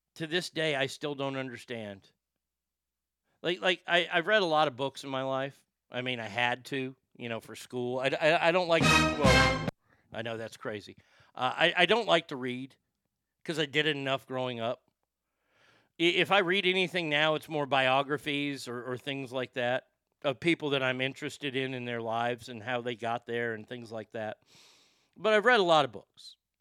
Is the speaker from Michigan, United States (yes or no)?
no; Garland, Texas, United States; I'm a fat kid who grew up in Garland, Texas